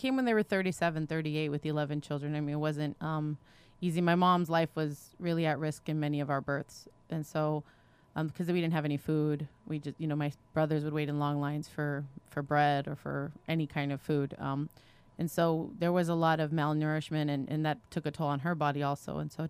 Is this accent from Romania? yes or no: yes; Romania; born there; I was born in Romania during communist Ceaușescu era.